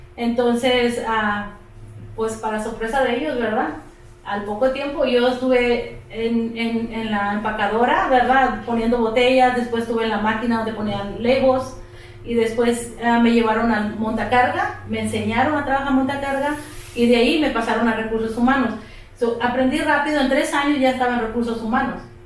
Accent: Mexico; moved away as an adult; also born or lived in El Paso, Texas, United States; now in Texas, United States; Cuando yo nací, entonces decidió regresar y fue que pues me llevó para allá.

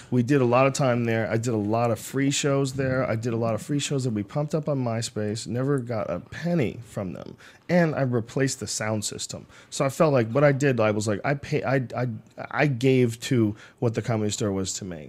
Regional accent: Boston, Massachusetts, United States; moved away; I grew up in Boston

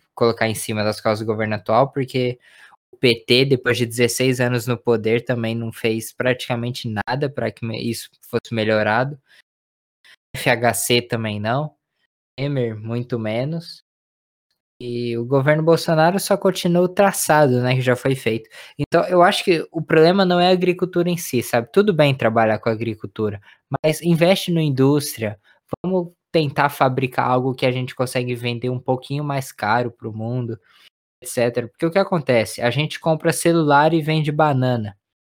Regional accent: Brazil; como brasileiro

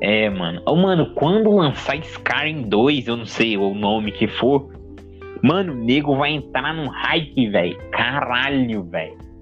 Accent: Brazil; a gente é brasileiro

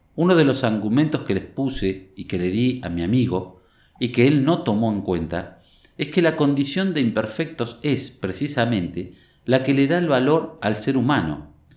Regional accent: Tandil, Buenos Aires Province, Argentina; Nací y vivo en Tandil

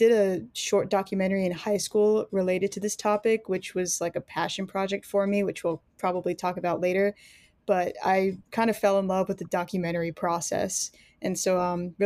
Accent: San Antonio, Texas, United States; I was born in the Methodist Church, in a church in San Antonio, Texas, where I currently live now

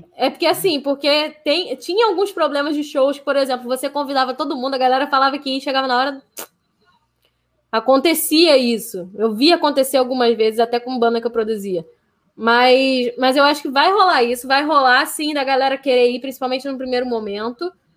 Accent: Rio de Janeiro, Brazil; also born or lived in Tijuca, Rio de Janeiro; eu sou de Marechal, nasci em Marechal, cresci em Marechal, só agora depois de, de velha que eu vim para Tijuca

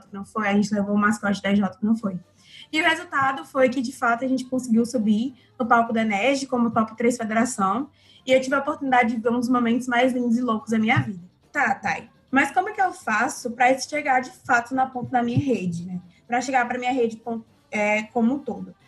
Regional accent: Ceará, Brazil; nós, enquanto cearenses

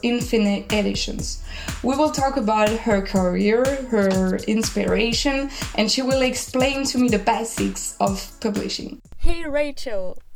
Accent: France; accent: French; English is a second language; I'm French and this can explain my accent

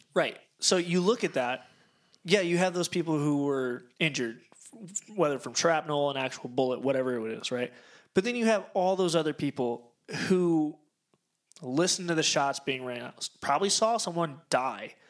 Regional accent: Cedar Rapids, Iowa, United States; I was born and raised in Cedar Rapids, Iowa

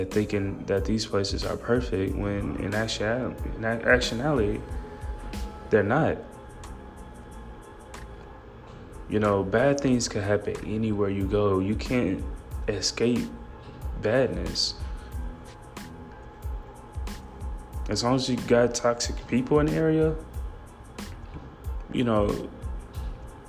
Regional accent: Gary, Indiana, United States; I'm from Gary, Indiana, which I'm very proud to be

